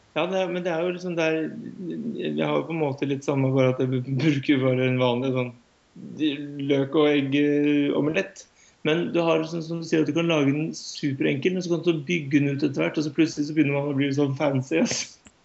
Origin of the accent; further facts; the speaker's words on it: Norway; som nordmann